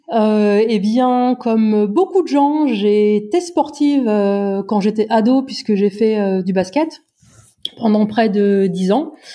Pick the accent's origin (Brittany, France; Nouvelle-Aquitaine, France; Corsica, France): Brittany, France; J'habite dans la région la plus ensoleillée euh, de France et la plus exotique puisque je viens de Bretagne.